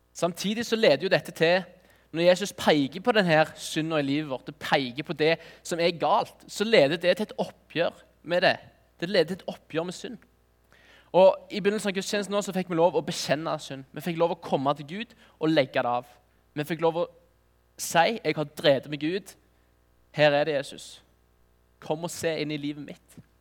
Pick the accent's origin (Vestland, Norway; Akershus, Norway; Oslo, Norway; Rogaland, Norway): Rogaland, Norway; Nærbø; Jeg er fra Nærbø